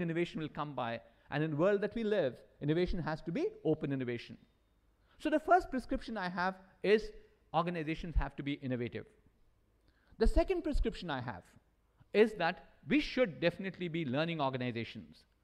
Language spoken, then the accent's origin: English; India; as Indians, I'm an Indian